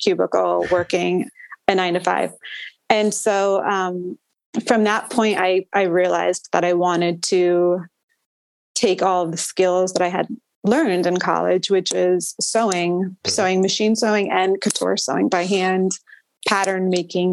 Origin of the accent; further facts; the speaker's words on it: Maryland, United States; moved away as an adult; also born or lived in Los Angeles; I'm from Maryland. So I came back home